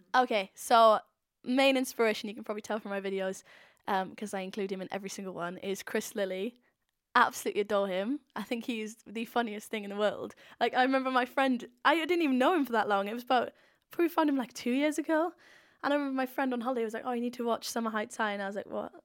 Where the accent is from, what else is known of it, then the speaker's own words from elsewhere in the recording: Swansea, Wales, United Kingdom; I'm I'm from Swansea.